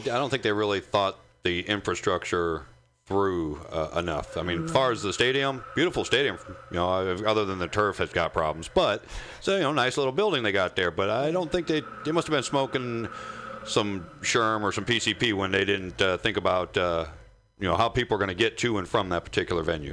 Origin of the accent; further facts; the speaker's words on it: Indiana, United States; moved away; I'm originally from Indiana